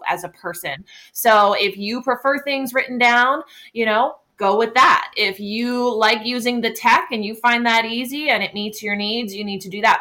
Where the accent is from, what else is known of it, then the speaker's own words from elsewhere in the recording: Pennsylvania, United States; where I'm from. I'm from Pennsylvania, and that's part of our teacher evaluation